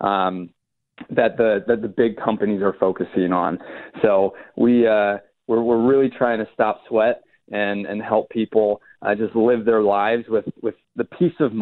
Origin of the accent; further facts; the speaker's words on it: Atlanta, Georgia, United States; also born or lived in Chapel Hill, North Carolina; I'm from Atlanta